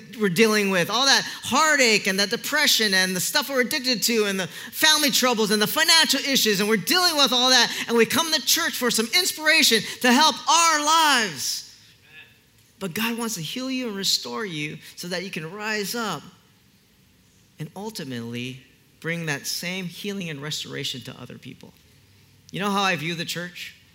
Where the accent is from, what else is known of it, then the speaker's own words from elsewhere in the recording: Kaneohe, Hawaii, United States; I'm born and raised in Kaneohe